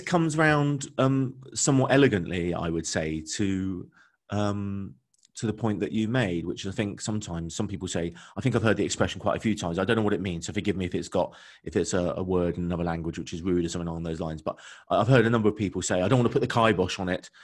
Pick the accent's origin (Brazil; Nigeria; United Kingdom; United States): United Kingdom; London; moved away as an adult; now in Bristol, United Kingdom; I grew up in London.